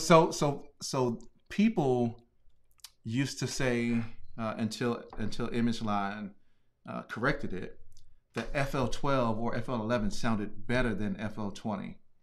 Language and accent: English; Hopewell, Virginia, United States; I'm from Virginia